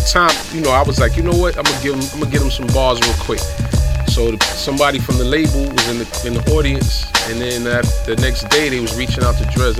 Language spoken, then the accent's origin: English; New York City, New York, United States; We from the Bronx.